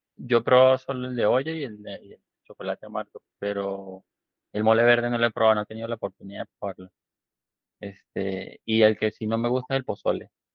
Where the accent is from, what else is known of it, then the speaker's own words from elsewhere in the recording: Venezuela; also born or lived in Medellín, Colombia (family); now in Mexico; yo soy venezolano, pero yo, mi familia es colombiana, de Medellín, toda mi familia es de Medellín y fui criado como, como colombiano